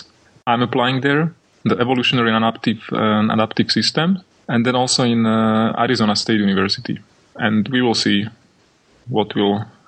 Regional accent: Bratislava, Bratislava Region, Slovakia; moved away as an adult; also born or lived in Czech Republic; now in Norway; I'm originally from Slovakia, from Bratislava, where I studied at university. After that, I went and studied in Czech. And currently now I'm working in Norway

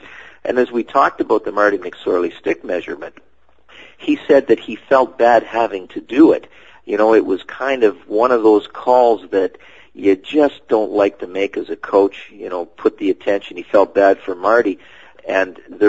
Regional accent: Sarnia, Ontario, Canada; moved away; He's back in my hometown of Sarnia, Ontario

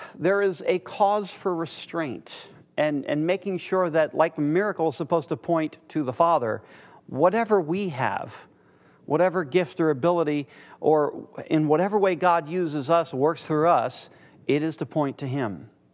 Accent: United States; I'm from America

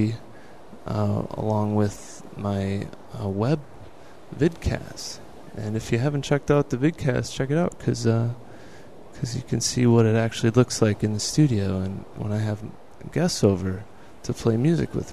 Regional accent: Buffalo, New York, United States; moved away as an adult; also born or lived in Colorado; now in Hollywood, United States; I grew up in Buffalo, New York

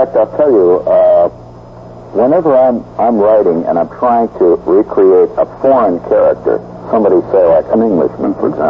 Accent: United States; I'm an American, of course.

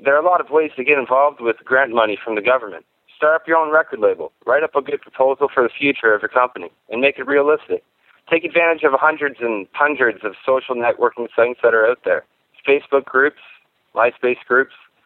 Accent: Canada; I'm a musician from Canada

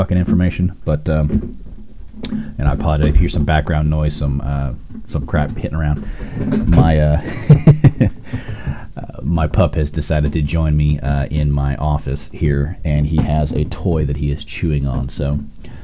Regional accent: Austin, Texas, United States; I'm from Austin, Texas

